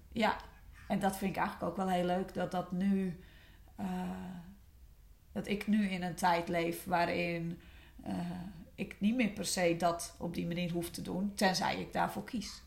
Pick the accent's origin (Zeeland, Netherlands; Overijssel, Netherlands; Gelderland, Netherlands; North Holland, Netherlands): North Holland, Netherlands; West Friesland; Ik kom uit West-Friesland.